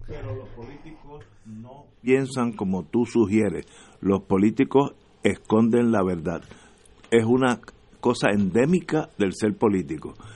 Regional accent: Puerto Rico; lo que nos une es que somos puertorriqueños

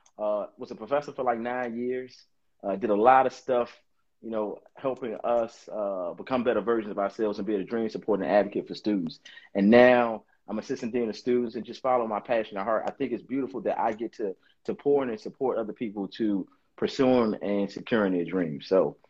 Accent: Washington, District of Columbia, United States; accent: DC; moved away; Dates back to Washington, D.C., born and raised, born and bred in Washington, D.C., and that's a core part of my identity.

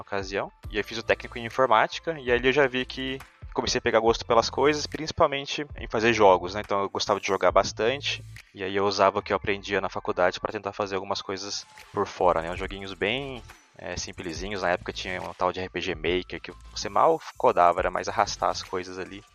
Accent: São Bento do Sapucaí, São Paulo, Brazil; moved away as an adult; also born or lived in São José dos Campos; now in Zurich, Switzerland; sou natural de São Bento do Sapucaí, é no interior de São Paulo, uma cidadezinha bem pequena perto do sul de Minas ali

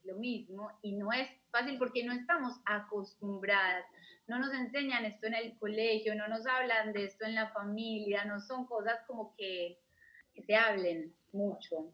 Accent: Colombia; moved away as an adult; also born or lived in Australia / Germany; yo soy colombiana

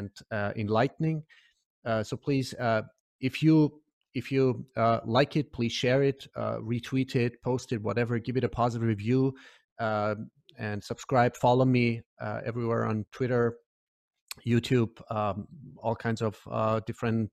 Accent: Iran; moved away; I'm originally from Iran

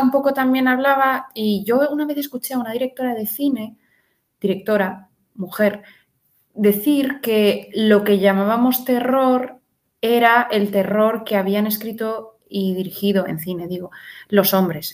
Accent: Madrid, Community of Madrid, Spain; soy madrileña

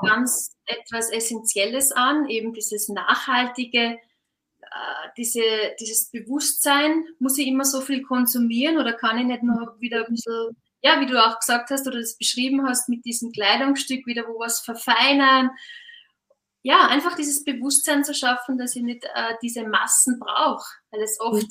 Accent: Austria; now in Switzerland; Ich bin ja auch Österreicherin, leichte Exotin in der Schweiz.

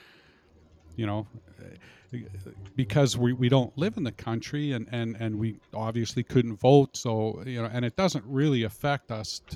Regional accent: Canada; We're Canadians.

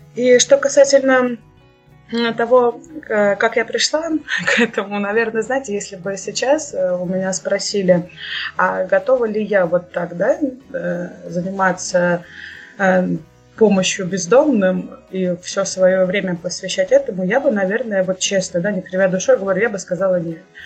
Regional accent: Kursk Oblast, Russia; now in Kursk, Russia; Сама родом я из Курской области, из многодетной семьи

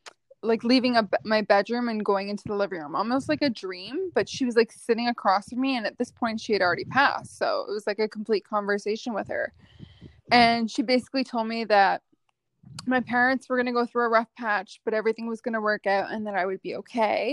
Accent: Ottawa, Ontario, Canada; I grew up in Ottawa

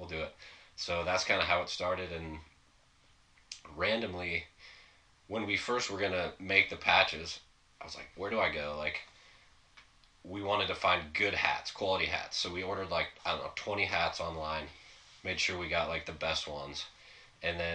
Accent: Edmonds, Washington, United States; I grew up in Edmonds, so it's like halfway between Seattle and Everett

